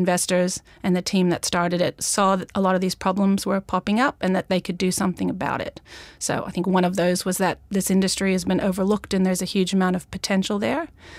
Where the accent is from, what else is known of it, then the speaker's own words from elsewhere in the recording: Australia; No, it's an Australian business, and I'm actually Australian too. I just sound American. I've been here a long time